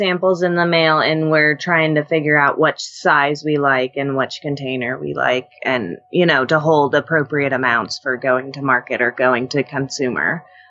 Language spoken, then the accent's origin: English; Alaska, United States; I was born and raised in Alaska. This is all I know.